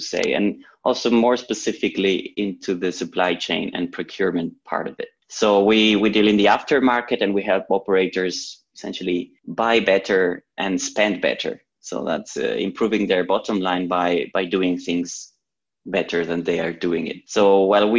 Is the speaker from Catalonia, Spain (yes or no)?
yes; Barcelona, Catalonia, Spain; moved away as an adult; now in Zurich, Switzerland; So I'm originally from Barcelona, but many years ago I moved to Switzerland for my studies